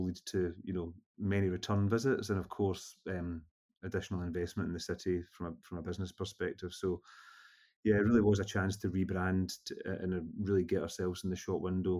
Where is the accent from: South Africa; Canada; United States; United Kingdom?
United Kingdom; Glasgow, Scotland; especially as a Glaswegian